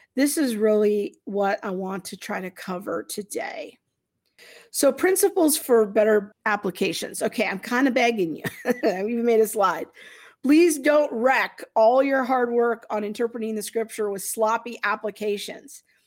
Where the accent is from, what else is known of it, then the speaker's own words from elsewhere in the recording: United States; us as American Christians in the twenty-first century